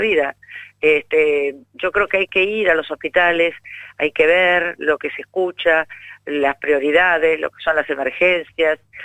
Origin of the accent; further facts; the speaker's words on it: Buenos Aires, Argentina; como porteña, te lo digo